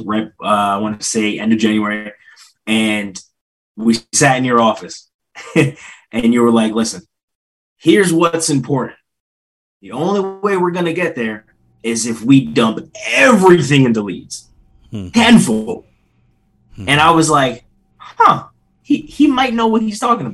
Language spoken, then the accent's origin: English; Philadelphia, Pennsylvania, United States; So it's Northeast PA, but I was born in Philly